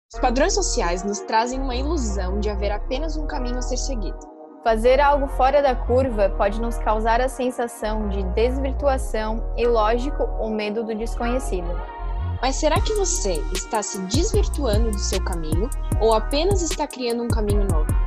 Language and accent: Portuguese; Brazil; quem nasce em Maruí, que foi onde eu nasci